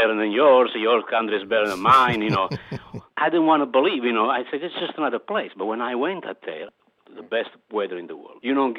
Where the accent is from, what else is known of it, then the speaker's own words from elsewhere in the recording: Padula, Campania, Italy; now in California, United States; I made a chicken a la Padulese in honor of my hometown, an instant hit.